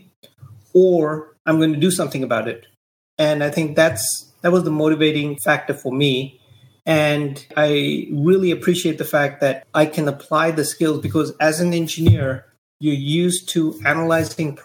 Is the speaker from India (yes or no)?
yes; India; moved away as an adult; also born or lived in Delhi, India / Silicon Valley, United States; now in United States; when I was growing up in India